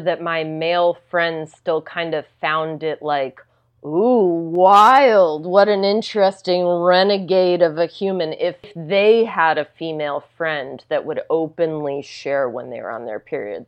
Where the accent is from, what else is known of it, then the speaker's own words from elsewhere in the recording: Tennessee, United States; where I grew up in Tennessee